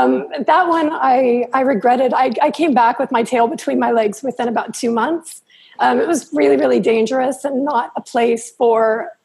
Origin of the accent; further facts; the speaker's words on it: Southern California, United States; moved away as an adult; also born or lived in Los Angeles / Redlands / Newport Beach / Puerto Vallarta, Mexico; I'm from Southern California. I was born in L.A. And then when I was about 10, my mom moved us out to Redlands, which is about an hour inland. But that's where I lived up until I was 19.